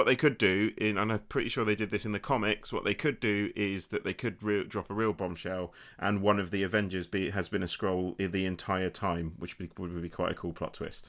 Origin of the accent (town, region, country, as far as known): Basingstoke, South East England, United Kingdom; born or raised there